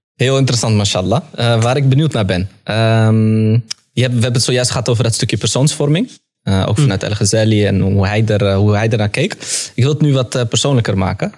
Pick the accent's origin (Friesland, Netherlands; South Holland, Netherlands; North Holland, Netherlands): North Holland, Netherlands; Amsterdam; ik ben in de Belmar opgegroeid